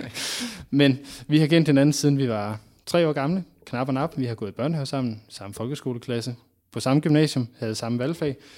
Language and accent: Danish; Aalborg, North Denmark Region, Denmark; jeg som barn i Aalborg